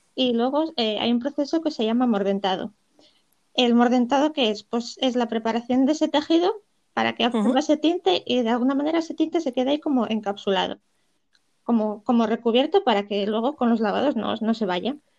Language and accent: Spanish; Poland; now in Gijón, Spain; yo nací en Polonia